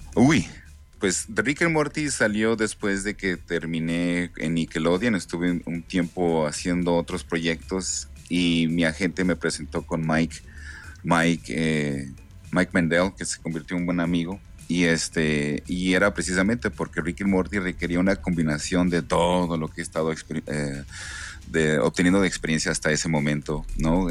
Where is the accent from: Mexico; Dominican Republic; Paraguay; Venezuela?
Mexico; Ensenada, Baja California; soy de Ensenada, soy de Ensenada, Baja California.